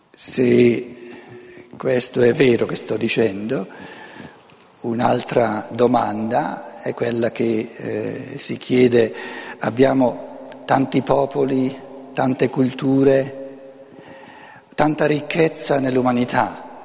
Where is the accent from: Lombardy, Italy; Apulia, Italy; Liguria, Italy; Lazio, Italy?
Lombardy, Italy; first language Lombard; Italian is a second language; la mia lingua materna non è l'italiano, tra l'altro, il lombardo